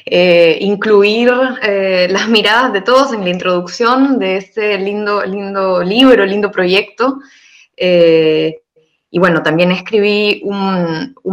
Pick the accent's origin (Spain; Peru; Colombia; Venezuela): Peru; moved away; Yo soy de Perú, y me quedé y sigo aquí.